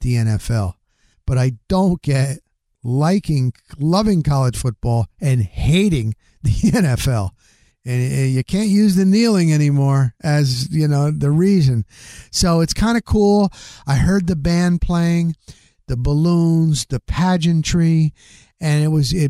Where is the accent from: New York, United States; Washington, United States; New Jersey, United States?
New Jersey, United States; moved away; I grew up in the Northeast, New Jersey